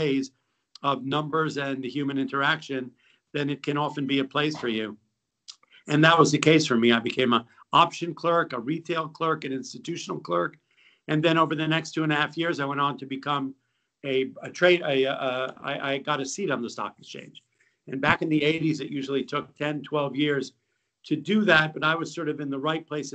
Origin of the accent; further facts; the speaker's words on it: New York City, New York, United States; also born or lived in Massachusetts / West Africa; I grew up in New York City